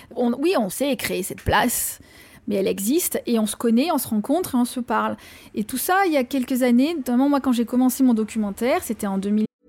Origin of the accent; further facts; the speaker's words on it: Marseille, Provence-Alpes-Côte d'Azur, France; now in London, United Kingdom; suis née à Marseille, j'ai grandi à Marseille